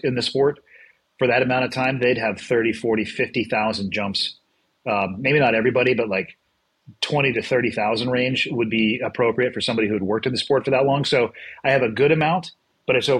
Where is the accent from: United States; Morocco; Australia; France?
United States; Santa Cruz, California; I was born and raised in Santa Cruz, which is just over the hill